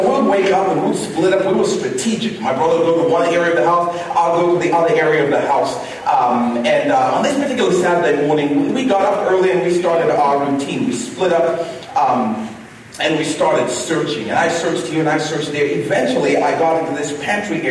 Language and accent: English; Zambia; my brother and I, growing up in Zambia, we had a number of rituals.